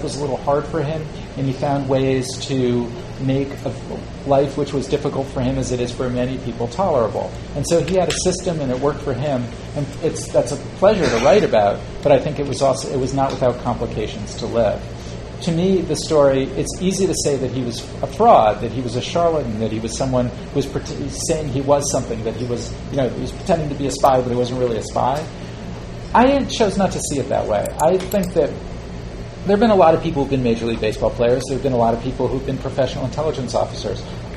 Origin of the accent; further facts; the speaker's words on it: New Haven, Connecticut, United States; I live in New Haven. That's my home.